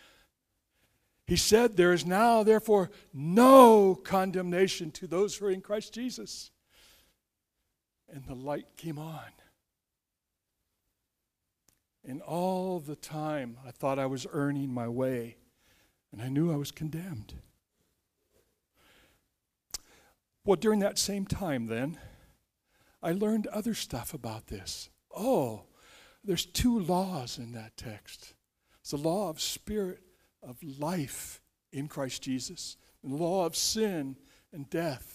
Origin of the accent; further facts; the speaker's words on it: Ohio, United States; back to Ohio, where I grew up